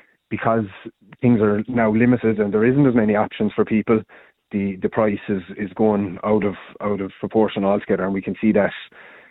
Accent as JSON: {"language": "English", "town": "Hospital", "region": "Munster", "country": "Ireland", "tie": "born or raised there", "said": "I'm originally from Hospital in County Limerick, so I'm born and bred in the town"}